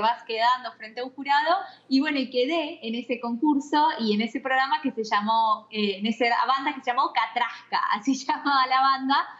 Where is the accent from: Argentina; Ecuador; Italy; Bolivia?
Argentina; Buenos Aires Province; moved away as an adult; now in Franklin, Tennessee, United States; Soy he nacido en la capital, en Buenos Aires, luego he vivido gran parte de, mi infancia y de mi adolescencia a las afueras de la capital, pero muy cerca